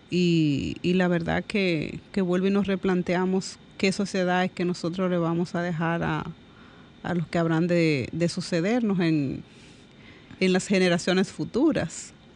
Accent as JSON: {"language": "Spanish", "country": "Dominican Republic", "said": "yo como dominicana y como mujer"}